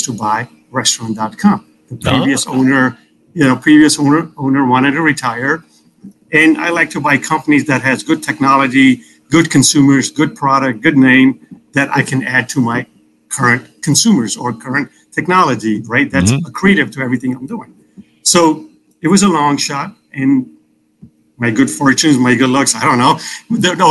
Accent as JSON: {"language": "English", "town": "Chicago", "region": "Illinois", "country": "United States", "tie": "born or raised there", "said": "I grew up in Chicago"}